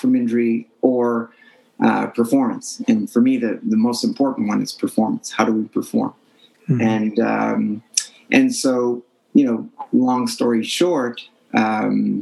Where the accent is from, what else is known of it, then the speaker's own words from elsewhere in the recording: Montreal, Quebec, Canada; I grew up in Montreal